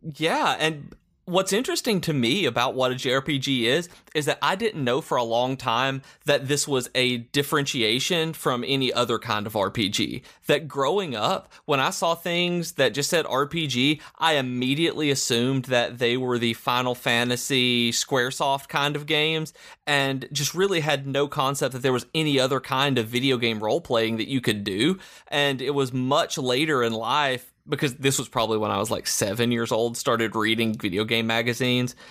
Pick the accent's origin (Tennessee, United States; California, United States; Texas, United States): Tennessee, United States; Lawrenceburg; I grew up in Lawrenceburg, Tennessee